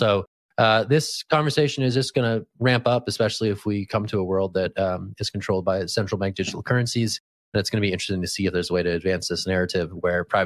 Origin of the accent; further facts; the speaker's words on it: California, United States; as a Californian by birth